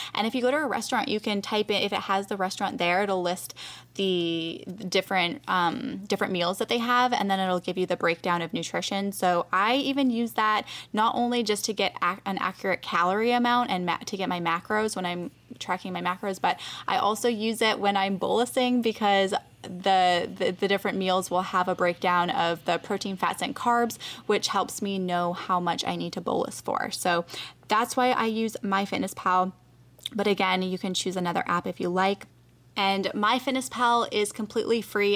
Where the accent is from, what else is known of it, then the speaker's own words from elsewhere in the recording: Canada; now in United States; I'm from Canada, too.